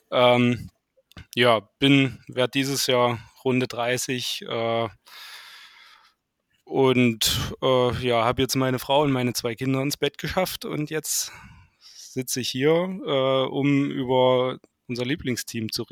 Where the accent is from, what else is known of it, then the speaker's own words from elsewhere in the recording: Saxony, Germany; now in Bad Düben, Germany; Ich äh, komme ähm, aus dem Landkreis Nordsachsen, wohnhaft in Bad Düben. Das ist circa 30 Kilometer nördlich